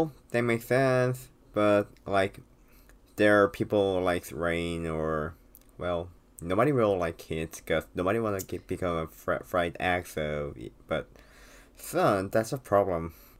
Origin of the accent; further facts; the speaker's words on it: South Korea; English is a second language; So, that's the Korean thing. You know, they sometimes, we are really weak at speaking English, so that's the problem.